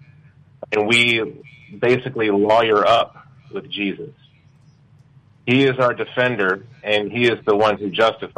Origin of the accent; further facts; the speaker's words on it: Richmond, Virginia, United States; I'm from Richmond, Virginia